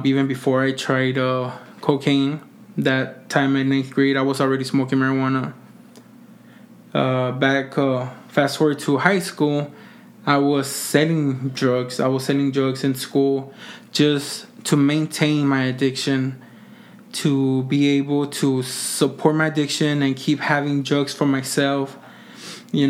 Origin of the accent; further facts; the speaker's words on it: Mission, Texas, United States; I am from the Rio Grande Valley, you know, Mission, Texas.